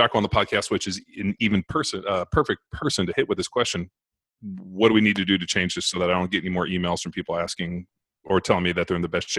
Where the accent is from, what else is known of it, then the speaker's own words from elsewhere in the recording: California, United States; moved away as an adult; also born or lived in Orange County, California; now in Texas, United States; I grew up in California. I lived in Orange County. We just moved out here to Texas a couple months ago.